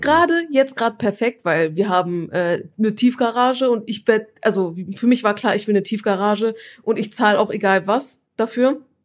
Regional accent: Turkey; ich bin ja Türkin

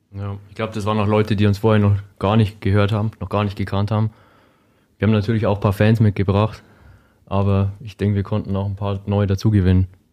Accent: Germany; Ich komme auch aus Hohen Chemnat, wie all meine anderen Bandmitglieder auch

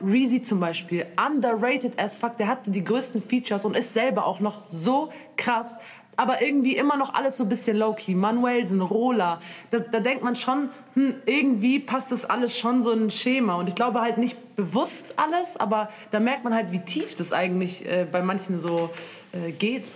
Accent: Munich, Bavaria, Germany; ich komme aus München

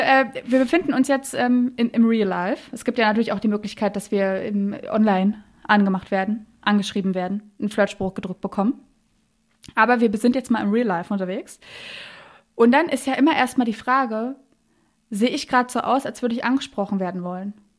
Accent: Berlin, Germany; ich komme aus Berlin

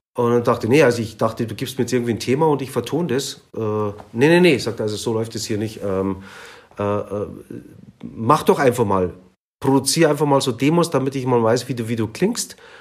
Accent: Munich, Bavaria, Germany; Also meine Eltern kamen aus der Türkei und ich bin hier in München geboren

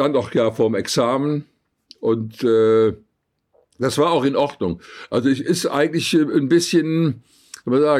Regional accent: Cologne, North Rhine-Westphalia, Germany; bin ja im sechsten Jahr nach dem Krieg geboren und äh, da war Köln noch wirklich sehr, sehr zerbombt. Ich bin also in den Trümmern aufgewachsen. Wir haben in Trümmern gespielt.

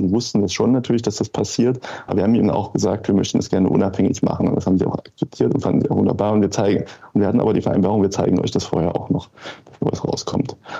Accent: near Leipzig, eastern Germany, Saxony, Germany; ich bin im Osten aufgewachsen.

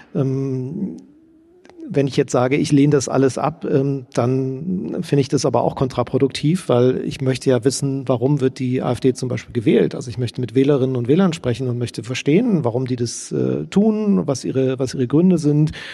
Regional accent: East Germany, Germany; Ich als Ostdeutscher

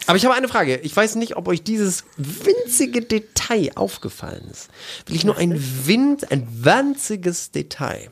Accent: East Frisia, Lower Saxony, Germany; ich komme aus Ostfriesland

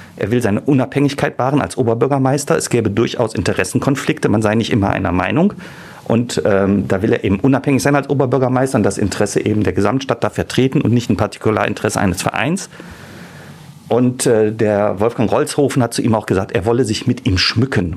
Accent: Düsseldorf, North Rhine-Westphalia, Germany; ich bin ja gebürtiger Düsseldorfer

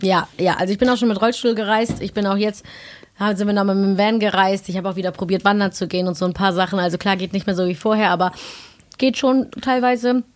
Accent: Cologne, North Rhine-Westphalia, Germany; Köln ja auch meine Heimat ist

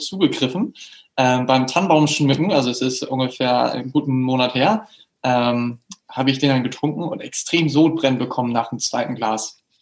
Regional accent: Hamburg, Germany; now in Düsseldorf, Germany; ich wohne in Düsseldorf aktuell, ich komme eigentlich ursprünglich aus Hamburg

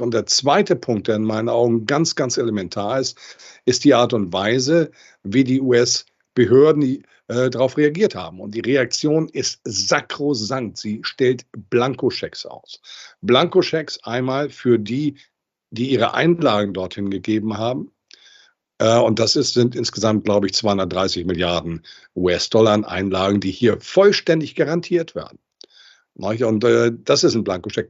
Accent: Hamburg, Germany; Ich bin Hamburger Junge, deutscher Nation, europäischer Prägung und Weltbürger

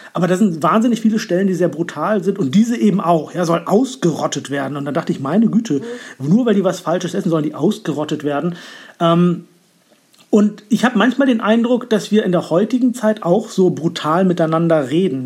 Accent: Northern Germany, Germany; ich bin da schon sehr norddeutsch sozialisiert

